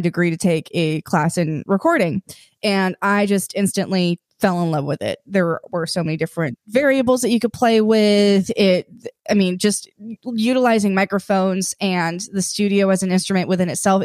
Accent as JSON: {"language": "English", "area": "Silicon Valley", "region": "California", "country": "United States", "tie": "born or raised there", "also_born_or_lived": "New Mexico", "moved": "as an adult", "said": "I grew up in Silicon Valley"}